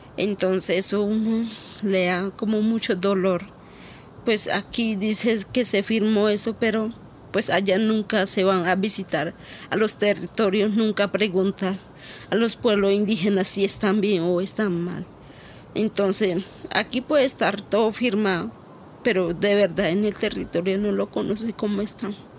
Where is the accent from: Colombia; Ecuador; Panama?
Colombia; López de Micay, Cauca; now in Bogotá, Colombia; Nací en López de Micay, Cauca, cerca del Timbiquí